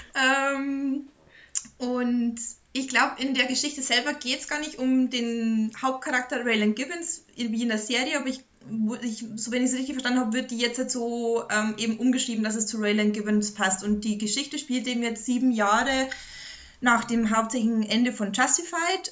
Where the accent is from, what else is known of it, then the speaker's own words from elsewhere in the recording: Bavaria, Germany; bei uns in Bayern